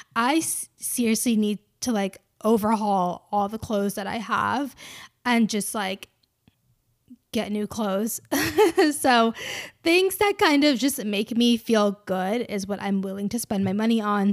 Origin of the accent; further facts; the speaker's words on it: Georgia, United States; I'm from Georgia